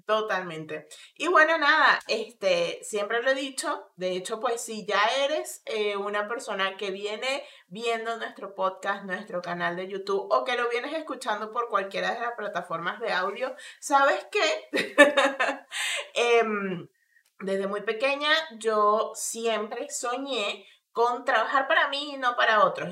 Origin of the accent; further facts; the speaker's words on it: Venezuela; moved away as an adult; also born or lived in Colombia; now in Argentina; como migrante venezolana